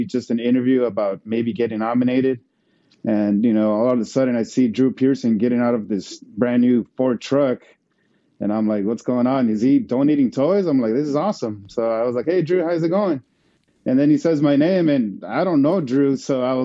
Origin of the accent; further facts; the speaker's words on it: Mexico; now in United States; I was born here, but I grew up in Mexico. So when I came back, it was about 1990